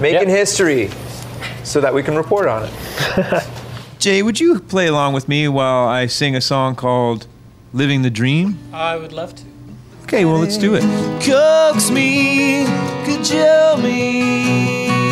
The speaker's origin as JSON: {"language": "English", "town": "Halifax", "region": "Nova Scotia", "country": "Canada", "tie": "born or raised there", "said": "we grew up in Halifax"}